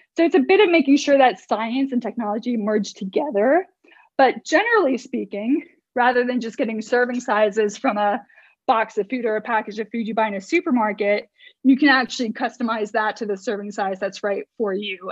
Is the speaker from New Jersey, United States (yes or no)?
yes; New Jersey, United States; moved away as an adult; also born or lived in Manhattan, New York / England; I'm from the states, born and bred in New Jersey, East Coast